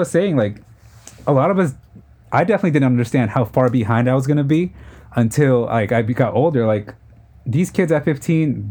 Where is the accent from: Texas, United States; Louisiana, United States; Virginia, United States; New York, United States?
New York, United States; New York City; we're from Queens